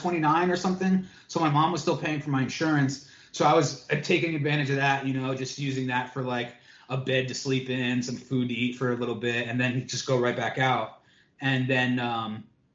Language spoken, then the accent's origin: English; Old Saybrook, Connecticut, United States; moved away as an adult; also born or lived in New Haven, Connecticut / East Haven, Connecticut / Los Angeles; I grew up in Old Saybrook